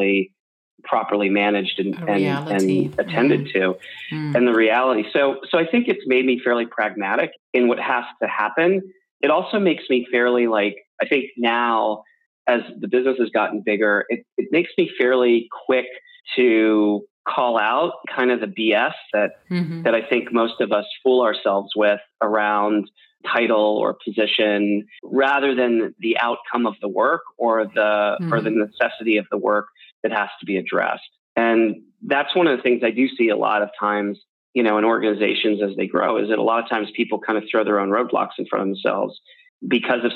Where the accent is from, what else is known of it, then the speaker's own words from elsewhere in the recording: outside of Philadelphia, Pennsylvania, United States; where I grew up outside of Philadelphia